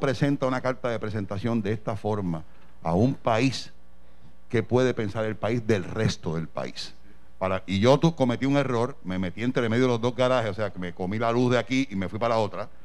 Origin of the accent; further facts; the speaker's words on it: Puerto Rico; lo que somos capaces los puertorriqueños